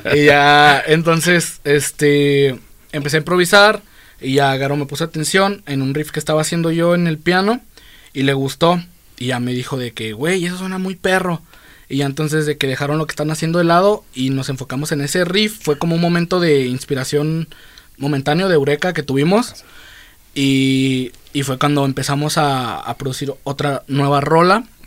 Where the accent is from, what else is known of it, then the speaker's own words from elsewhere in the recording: Guadalajara, Jalisco, Mexico; soy de aquí, toda mi vida he vivido aquí, así que sí, yo sí soy tapatío de madres